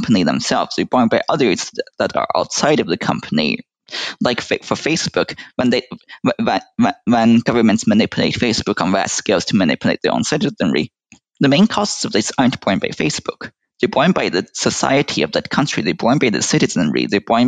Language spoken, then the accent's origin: English; United States; speaking as an American